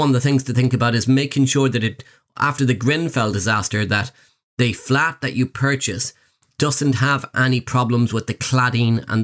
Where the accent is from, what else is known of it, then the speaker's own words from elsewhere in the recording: Ireland; I'm Irish.